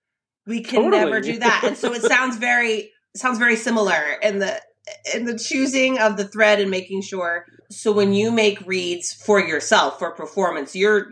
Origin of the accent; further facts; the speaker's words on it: Colorado, United States; I grew up in Colorado